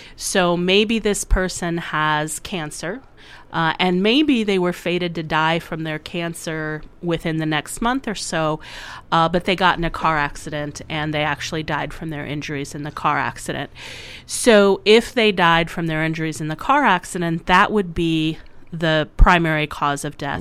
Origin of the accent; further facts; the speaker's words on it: Waterloo, Iowa, United States; moved away as an adult; also born or lived in Sioux Falls, South Dakota; I grew up in near Waterloo and went to college and med school in Iowa City